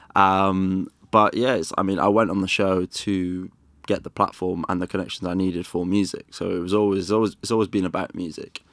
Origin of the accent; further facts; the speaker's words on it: Wales, United Kingdom; now in London, United Kingdom; I loved growing up in Wales